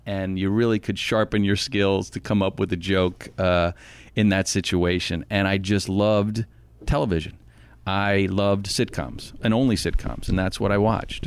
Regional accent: Arlington, Virginia, United States; I grew up in Arlington, Virginia

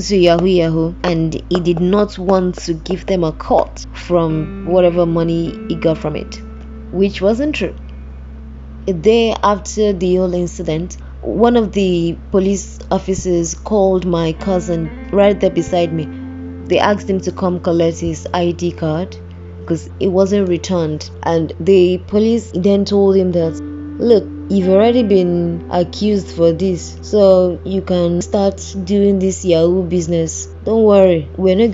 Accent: Nigeria; moved away; Nigeria, my home country

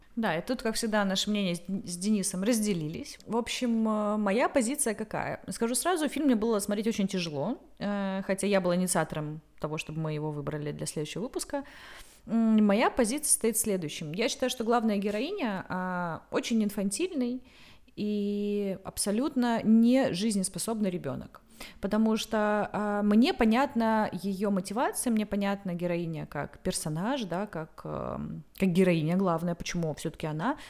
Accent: the South, South of Russia, Russia; moved away as an adult; now in Saint Petersburg, Russia; я просто южанка

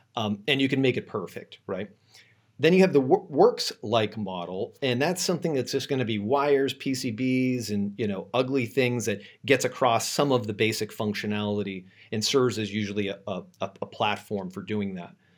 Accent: Boston, Massachusetts, United States; now in San Francisco, United States; I'm originally from Boston, um, but I live in San Francisco now

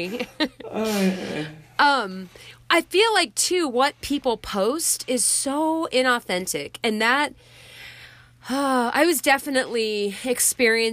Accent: Wyoming, United States; moved away; I'm originally from Wyoming

